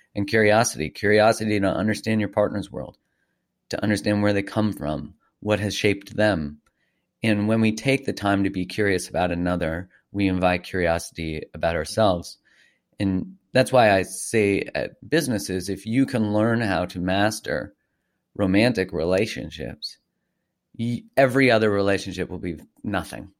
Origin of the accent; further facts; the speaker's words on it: Calgary, Alberta, Canada; I grew up in Calgary, in Canada, just north of Montana